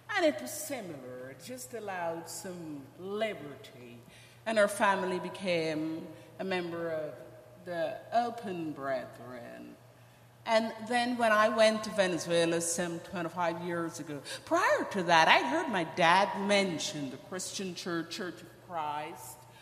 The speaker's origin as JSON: {"language": "English", "town": "Georgetown", "country": "Guyana", "tie": "born or raised there", "also_born_or_lived": "Ogle Estate, Guyana", "moved": "yes", "said": "I am from Guyana. I was born in a little town in Guyana. It's called Ogle Estate"}